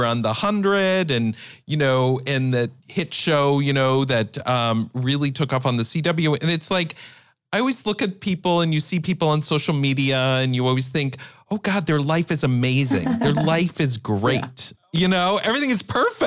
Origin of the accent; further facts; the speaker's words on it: Iowa, United States; also born or lived in New York / Minneapolis; now in Los Angeles, United States; I grew up in Iowa, so small town Iowa